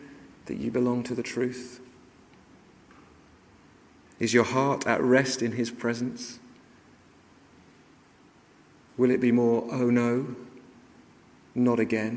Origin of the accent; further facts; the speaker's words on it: London, United Kingdom; the house I grew up with in North London